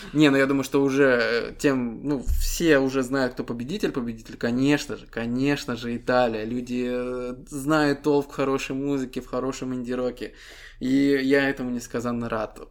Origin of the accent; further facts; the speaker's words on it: Estonia; Мы ребята из Эстонии